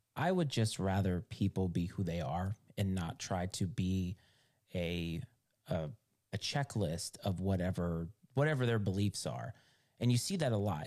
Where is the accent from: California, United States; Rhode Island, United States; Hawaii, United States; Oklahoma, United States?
Rhode Island, United States; moved away as an adult; also born or lived in Virginia; I grew up in Rhode Island